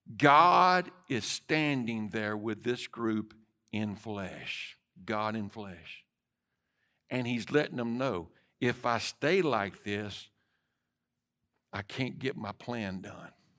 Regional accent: United States; as an American

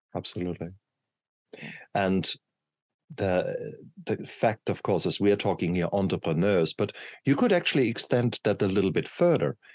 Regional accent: Germany; when I grew up in Germany, um, I come from poor working class family

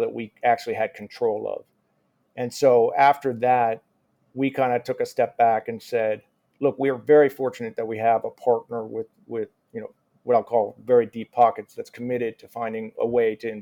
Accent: United States; accent: American; also born or lived in Rhode Island; my American accent

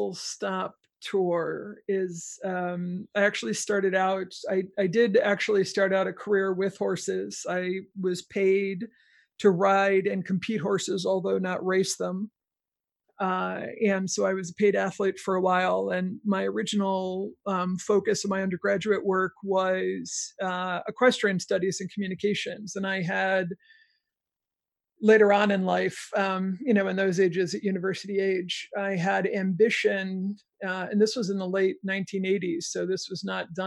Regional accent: New York, United States; I grew up in New York, actually

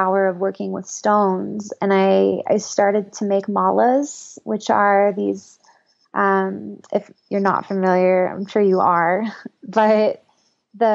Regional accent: Northern California, United States; moved away as an adult; also born or lived in Boulder, Colorado; I grew up in Northern California and was raised pretty conservatively. And I moved to Boulder, Colorado to go to CU for college

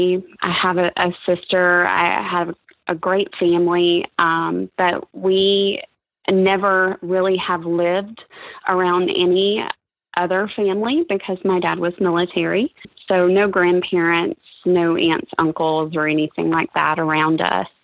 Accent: Pensacola, Florida, United States; also born or lived in Connecticut; Originally, I'm from Connecticut. We moved here when I was about 6 years old. So in 1982, we moved to Pensacola. My dad was in the military, and I've been here ever since

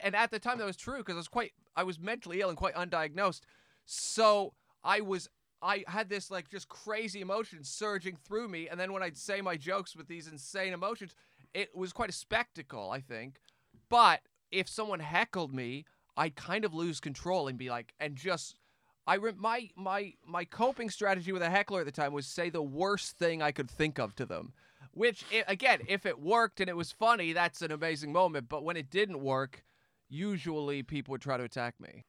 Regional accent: Canada; moved away as an adult; now in England; I only realize once I left Canada, yeah, I'm very Canadian

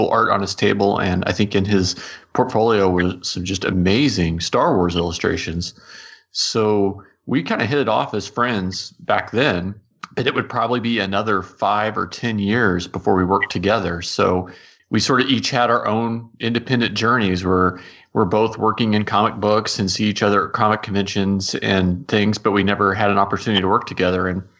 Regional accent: Midwest, United States; moved away; I'm originally from the Midwest

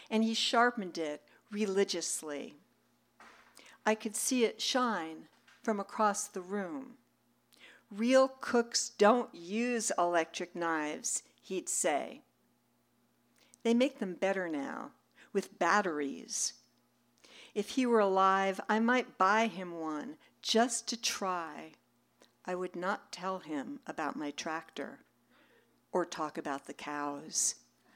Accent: New York City, New York, United States; I grew up in New York City

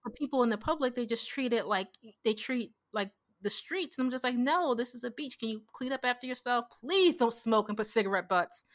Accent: United States; I'm so American

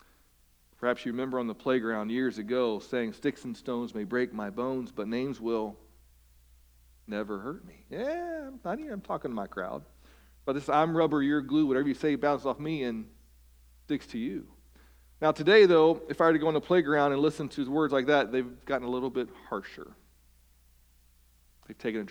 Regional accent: West Virginia, United States; I'm from West Virginia.

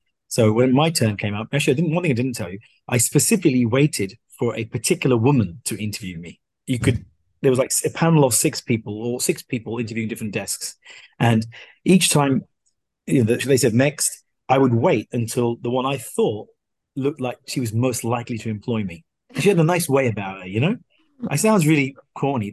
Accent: Slough, South East England, United Kingdom; moved away as an adult; also born or lived in Bedfont, London; now in Singapore; I was born in Slough, raised there until I was about 12.

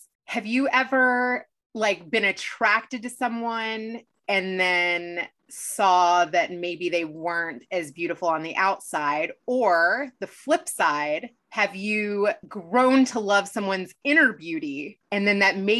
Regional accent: Kentucky, United States; We actually grew up not that far from each other because I'm from Kentucky.

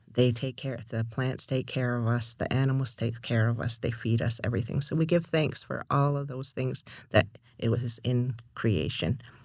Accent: Canada; moved away; also born or lived in Six Nations / Toronto; I'm originally from Haku sas ni

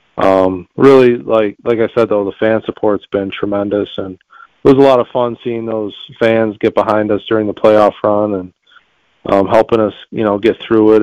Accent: near Buffalo, New York, United States; Well, Buffalo's a little north of me, but but yeah, they're they're they're my hometown team

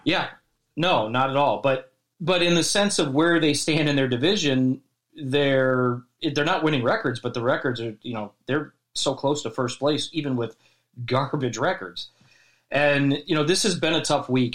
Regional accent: Chicago, Illinois, United States; moved away as an adult; also born or lived in Las Vegas, Nevada; now in Dallas, United States; we're from Chicago, Chicago

